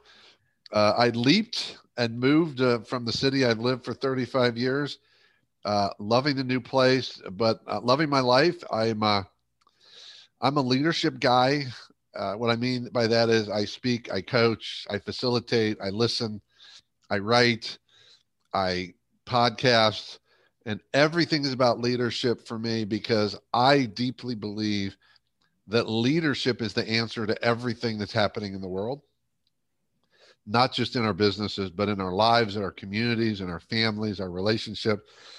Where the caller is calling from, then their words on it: Tampa, Florida, United States; also born or lived in Cleveland, Ohio; I'm coming from Tampa, Florida.